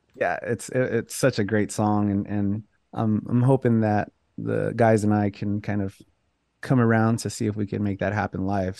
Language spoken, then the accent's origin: English; Los Angeles, California, United States; born and raised in Los Angeles